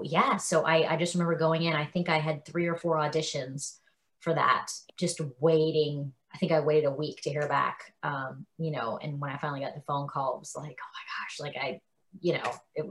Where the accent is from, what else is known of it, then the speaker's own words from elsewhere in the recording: South Carolina, United States; moved away as an adult; also born or lived in New Orleans; now in Nashville, United States; I'm from South Carolina